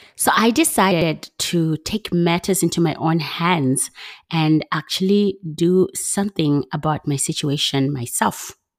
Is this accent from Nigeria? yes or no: no; Zimbabwe; my passion for working in healthcare comes from growing up in Zimbabwe as part of the H I V AIDS generation.